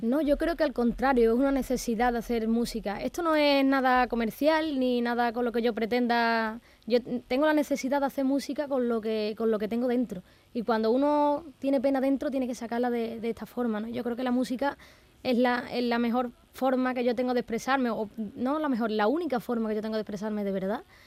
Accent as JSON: {"language": "Spanish", "town": "Torrecera", "region": "Andalusia", "country": "Spain", "tie": "born or raised there", "said": "allí es donde me he criado"}